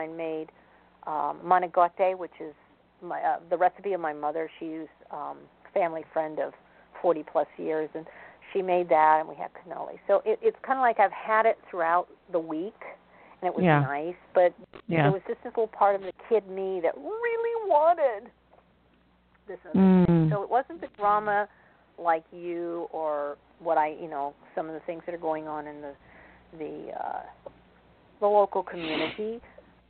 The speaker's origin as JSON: {"language": "English", "region": "East Coast", "country": "United States", "tie": "born or raised there", "said": "I was born on the East Coast"}